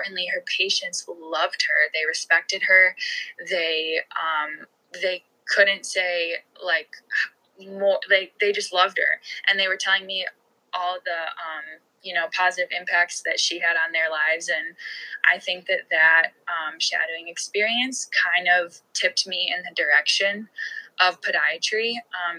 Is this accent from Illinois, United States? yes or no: yes; Chicago, Illinois, United States; I'm from the Chicago area.